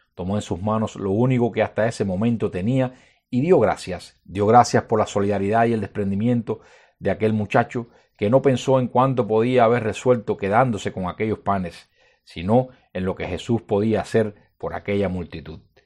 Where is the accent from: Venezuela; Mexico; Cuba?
Cuba; como cubanos y como cristianos